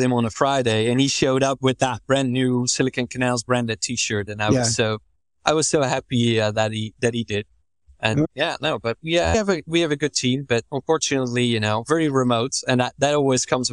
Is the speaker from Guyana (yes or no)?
no; Netherlands; I'm from the Netherlands.